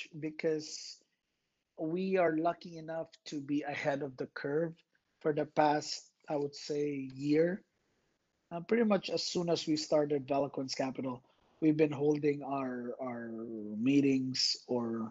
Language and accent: English; Philippines; moved away as an adult; now in Los Angeles, United States; I was born and raised in a tiny archipelago in Southeast Asia, the Philippines. I moved here when I was 18 in Los Angeles